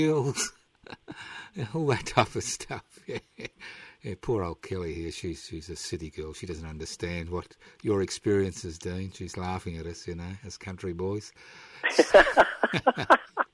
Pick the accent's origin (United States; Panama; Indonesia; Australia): Australia; first language Italian; English is a second language; My parents were Italian, and although I was born here in 51, I didn't speak a word of English until I was five